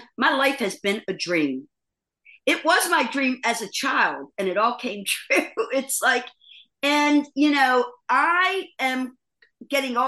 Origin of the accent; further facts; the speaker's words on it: East Coast, United States; now in Los Angeles, United States; I love living here, but I am definitely an East Coast girl